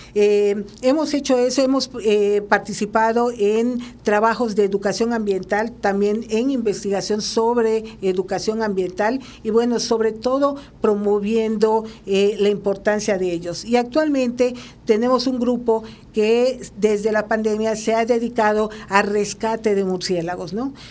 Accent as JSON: {"language": "Spanish", "country": "Mexico", "said": "nosotros como México"}